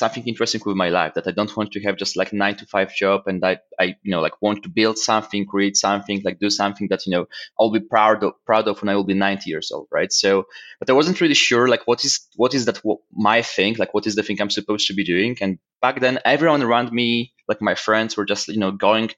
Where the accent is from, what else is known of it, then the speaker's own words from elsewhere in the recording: Warsaw, Masovian Voivodeship, Poland; moved away as an adult; also born or lived in London, United Kingdom; I was even working as an event manager in a club back in Warsaw, because I came from Warsaw to London.